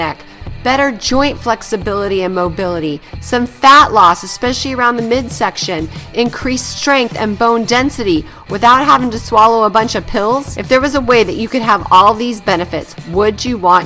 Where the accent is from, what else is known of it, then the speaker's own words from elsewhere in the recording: San Jose, California, United States; now in Morgan Hill, United States; I grew up in San Jose, which is like a million people